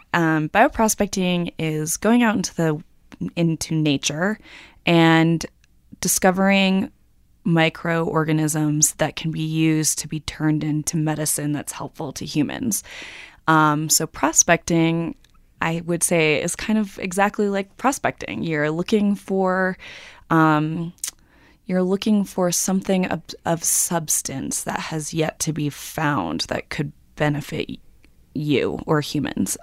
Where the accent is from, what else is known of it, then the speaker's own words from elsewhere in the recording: New York, United States; I'm a New Yorker